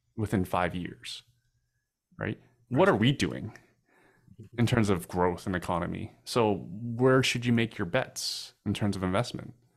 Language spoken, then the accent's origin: English; Canada